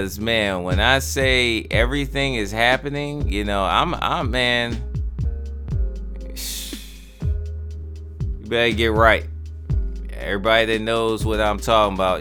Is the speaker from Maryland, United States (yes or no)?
yes; Baltimore, Maryland, United States; me growing up in Baltimore